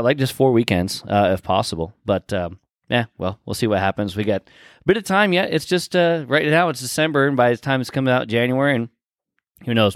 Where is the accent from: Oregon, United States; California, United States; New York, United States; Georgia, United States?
Oregon, United States; Pat's Acres; moved away; my hometown, Pat's Acres